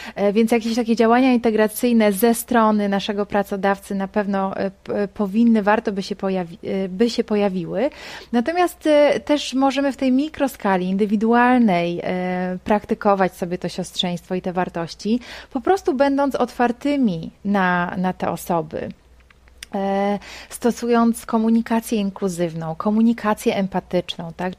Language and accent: Polish; Poland; jesteśmy stąd, jesteśmy z Polski